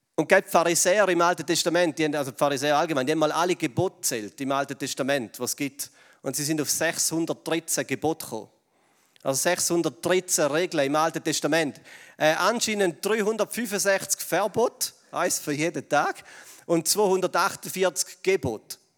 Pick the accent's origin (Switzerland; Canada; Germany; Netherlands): Switzerland; wir als Schweizer